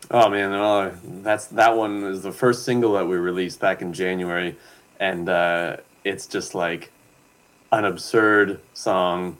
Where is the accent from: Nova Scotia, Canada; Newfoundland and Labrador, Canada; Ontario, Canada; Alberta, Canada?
Nova Scotia, Canada; Pictou; now in Yukon, Canada; I grew up in Nova Scotia. from Pictou